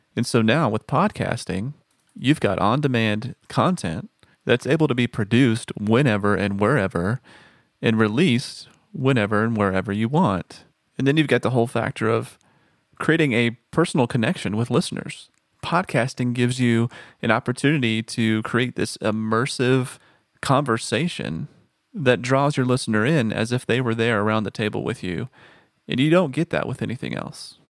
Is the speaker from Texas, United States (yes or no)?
yes; Texas, United States; moved away; also born or lived in Nashville; I am from Texas